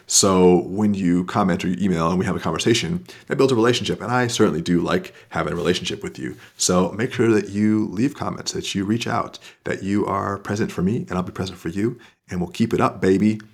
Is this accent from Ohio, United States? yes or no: no; Florida, United States; moved away; I'm from Florida